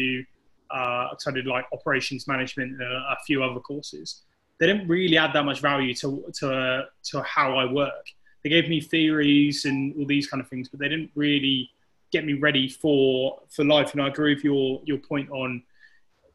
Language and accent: English; Chippenham, South West England, United Kingdom; moved away as an adult; also born or lived in Manchester; when I grew up in Chippenham in the southwest, it was a very single culture kind of town